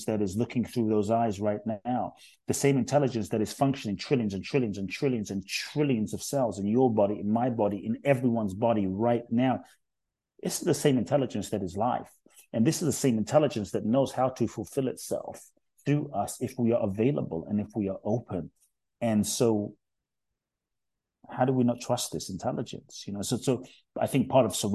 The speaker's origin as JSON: {"language": "English", "region": "London", "country": "United Kingdom", "tie": "born or raised there", "also_born_or_lived": "Ghana", "accent": "UK", "moved": "yes", "lives_now": "United States"}